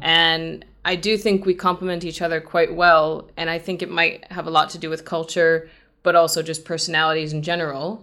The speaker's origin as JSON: {"language": "English", "country": "United States", "said": "as an American"}